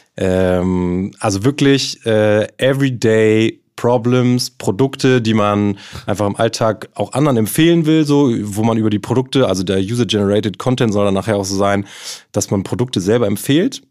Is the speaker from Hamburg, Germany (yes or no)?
yes; Hamburg, Germany; also born or lived in Kiel; Also ich bin hier in Hamburg groß geworden